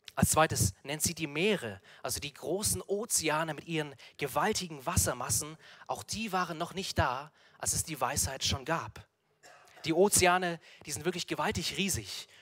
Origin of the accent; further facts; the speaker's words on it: Munich, Bavaria, Germany; wir als Münchner